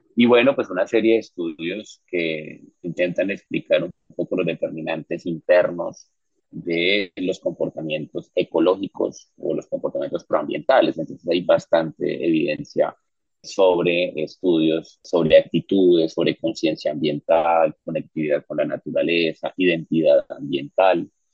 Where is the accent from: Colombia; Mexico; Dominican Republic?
Colombia